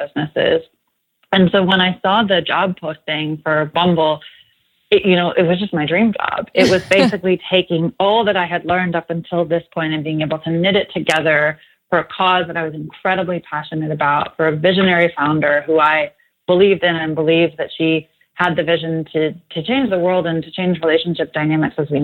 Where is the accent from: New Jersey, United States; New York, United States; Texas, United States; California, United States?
New Jersey, United States; also born or lived in Los Angeles; now in Austin, United States; I'm actually from New Jersey, so this isn't home for me